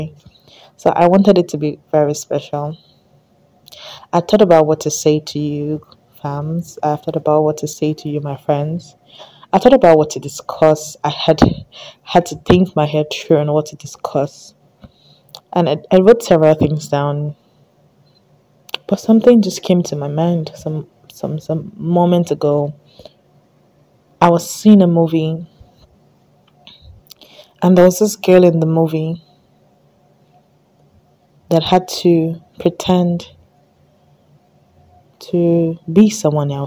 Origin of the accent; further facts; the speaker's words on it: Delta, Nigeria; I'm from Delta State, so that's kind of like the native food we have in Delta